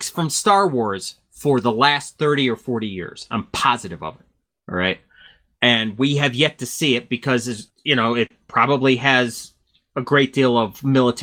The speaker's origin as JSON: {"language": "English", "region": "Connecticut", "country": "United States", "tie": "born or raised there", "said": "Back in the 70s, I grew up in Connecticut"}